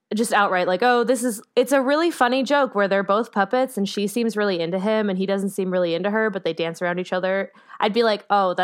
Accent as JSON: {"language": "English", "region": "North Dakota", "country": "United States", "tie": "born or raised there", "said": "who's from my home state of North Dakota"}